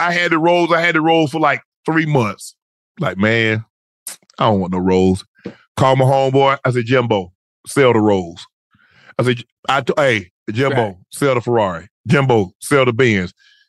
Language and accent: English; Long Island, New York, United States; Well, I was from Strong Island.